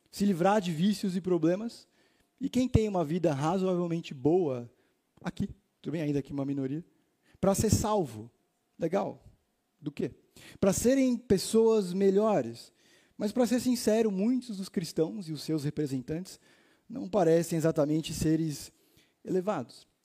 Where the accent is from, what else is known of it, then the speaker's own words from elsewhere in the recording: Itaim, São Paulo, Brazil; eu sou aqui do Itaim.